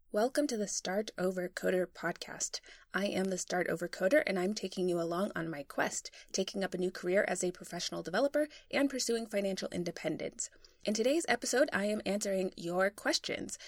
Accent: Boston, Massachusetts, United States; moved away as an adult; also born or lived in London; I'm from Boston originally

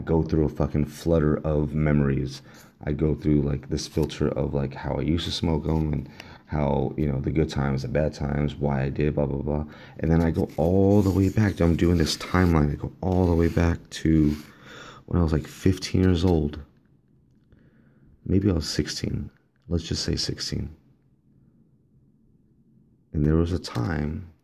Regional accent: Los Angeles, California, United States; also born or lived in Downey, California; I believe I was born in Downey, at Downey Hospital. I was raised in El Sereno.

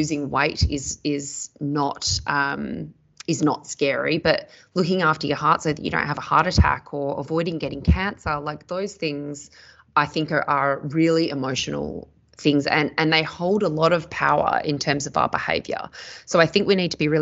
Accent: Perth, Western Australia, Australia; moved away as an adult; also born or lived in Sydney; I grew up in Perth in Western Australia

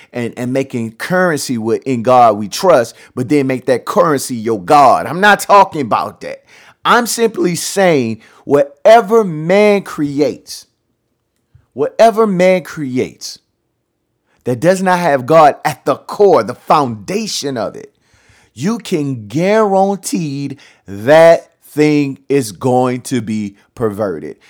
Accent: Louisiana, United States; I'm from Louisiana

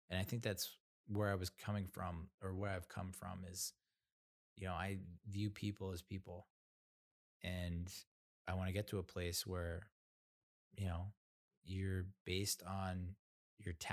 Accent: New Jersey, United States; also born or lived in Massachusetts / Rhode Island / North Carolina; you know I I grew up in mostly in New Jersey, you know, Massachusetts, Rhode Island, North Carolina.

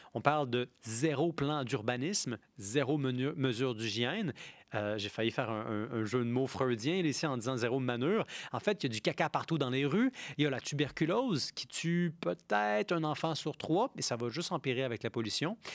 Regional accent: Quebec, Canada; en tant que Québécois dont le pays a été occupé par l'Angleterre

